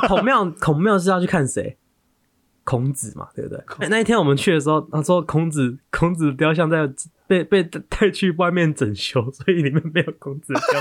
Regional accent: Taiwan; 我们台湾人

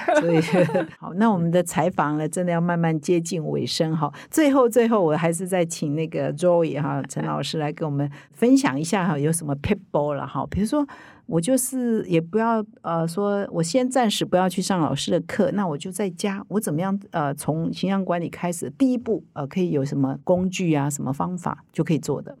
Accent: Taiwan; 我们台湾人

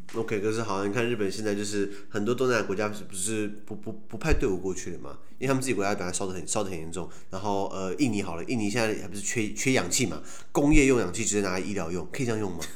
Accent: Taiwan; 我们台湾人

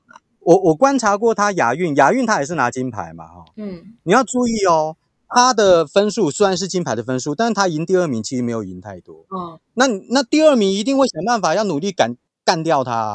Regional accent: Taiwan; 我相信我们台湾人会乖啦

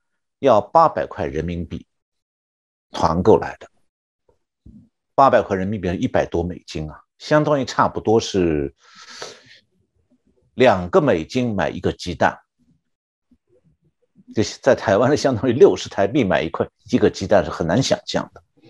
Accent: Shanghai, China; 我就是上海出生长大的，所以也算是上海人

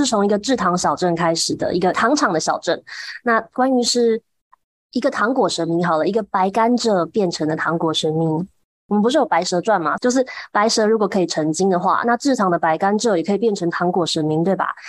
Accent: Huwei, Yunlin County, Taiwan; 我自己从小长大的虎尾

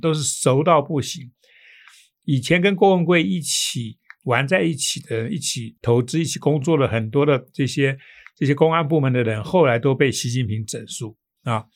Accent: Taiwan; 我们台湾人

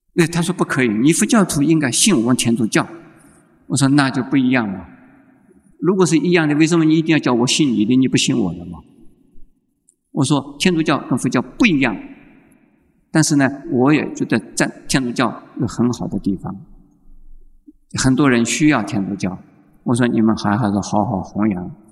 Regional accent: Taiwan; 现在我们台湾人呢，就是迷信的

